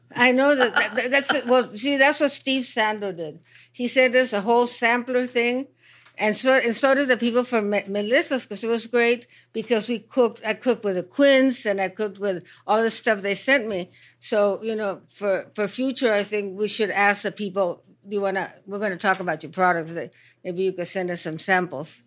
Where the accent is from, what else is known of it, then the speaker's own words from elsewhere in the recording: Mexico; in Mexico